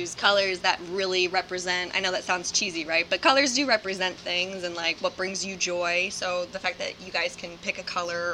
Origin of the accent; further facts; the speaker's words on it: Lake Ariel, Pennsylvania, United States; moved away as an adult; now in Philadelphia, United States; I'm from Lake Ariel, Pennsylvania, which is most, I guess people would know it by like Scranton